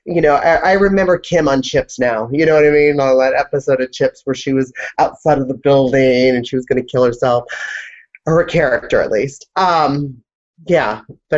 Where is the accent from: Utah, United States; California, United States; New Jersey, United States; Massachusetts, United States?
California, United States; Southern; now in Seattle, United States; I'm from Southern California